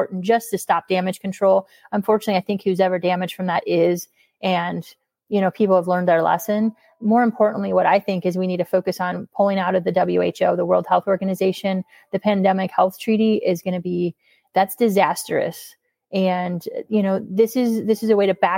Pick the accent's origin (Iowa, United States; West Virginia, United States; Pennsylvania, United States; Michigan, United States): Iowa, United States; now in St. Louis, United States; my hometown of Sheraton, Iowa